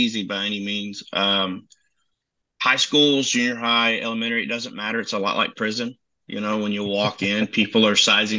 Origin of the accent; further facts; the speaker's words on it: Channelview, Texas, United States; also born or lived in Hattiesburg, Mississippi; And we kind of bounced around a lot in between Mississippi and Texas. Let's see. So I lived there till I was about seven, and then I lived in Channelview, Texa